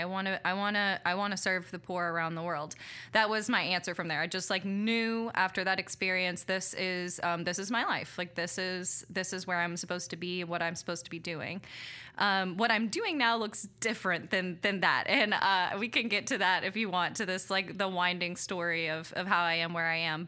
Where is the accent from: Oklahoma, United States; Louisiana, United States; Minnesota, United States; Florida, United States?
Louisiana, United States; Abbeville; also born or lived in Mexico; I grew up in Abbeville, Louisiana